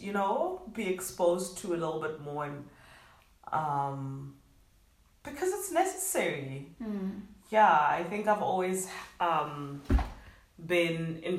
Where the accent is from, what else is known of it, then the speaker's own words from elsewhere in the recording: Gaborone, South-East District, Botswana; moved away as an adult; also born or lived in Germany / Johannesburg, South Africa; now in Poland; I was born in Germany. I was raised in Botswana.